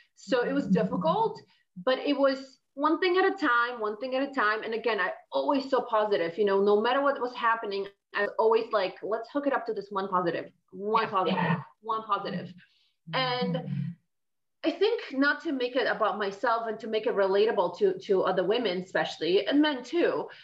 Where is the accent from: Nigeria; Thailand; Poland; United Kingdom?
Poland; moved away as an adult; I was born and raised in Poland, and I lived there up until I was 21.